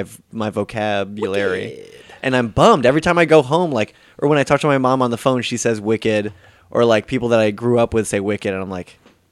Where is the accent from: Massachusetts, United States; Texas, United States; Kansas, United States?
Massachusetts, United States; Western; moved away as an adult; also born or lived in Boston / Northampton, Massachusetts; I did grow up saying wicked, like, because I'm from Western Mass.